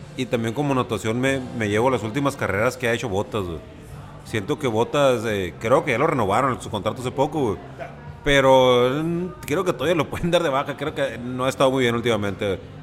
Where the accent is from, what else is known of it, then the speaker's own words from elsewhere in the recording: Mexico; Yo como mexicano y como buen mexicano que soy